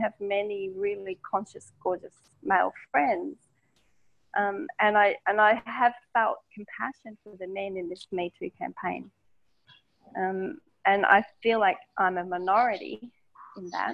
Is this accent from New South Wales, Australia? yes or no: no; Melbourne, Victoria, Australia; I'm Australian. I grew up in inner city Melbourne